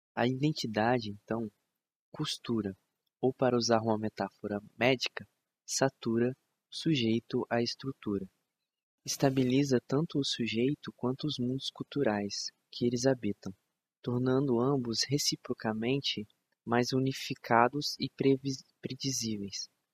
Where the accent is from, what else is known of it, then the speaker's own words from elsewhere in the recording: Brazil; De onde eu sou? Do Brasil.